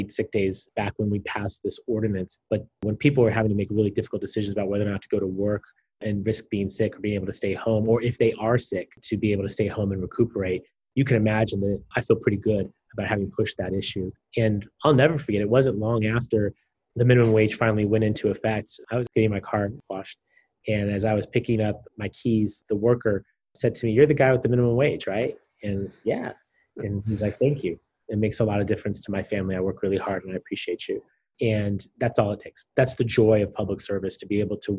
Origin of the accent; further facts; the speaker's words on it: San Diego, California, United States; having spent over a decade waking up every day with the sole mission of making my hometown a better place to live